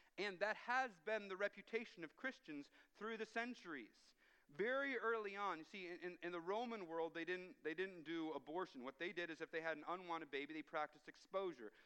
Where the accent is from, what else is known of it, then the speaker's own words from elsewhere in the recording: United States; now in Canada; as an American